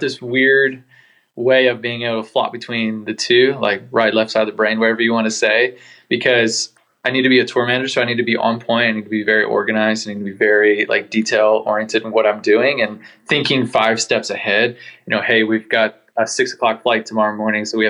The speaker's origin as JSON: {"language": "English", "town": "Annapolis", "region": "Maryland", "country": "United States", "tie": "born or raised there", "moved": "yes", "lives_now": "Carlsbad, United States", "said": "I was born and raised in Annapolis, Maryland, but currently living in Carlsbad, California"}